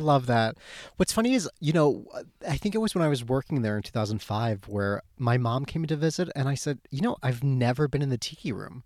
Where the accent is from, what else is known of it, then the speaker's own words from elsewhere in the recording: Southern California, United States; I grew up going to Disneyland